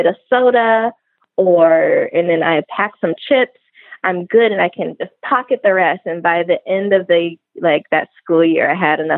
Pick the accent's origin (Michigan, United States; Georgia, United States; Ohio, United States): Ohio, United States; Trotwood; moved away as an adult; also born or lived in Toledo, Ohio; now in Los Angeles, United States; I grew up in the suburbs of Dayton, Ohio. I grew up in Trotwood.